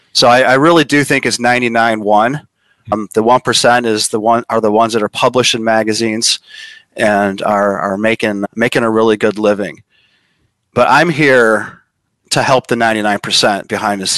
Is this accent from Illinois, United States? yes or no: yes; Chicago, Illinois, United States; now in Los Angeles, United States; I'm from Chicago. I now live in LA.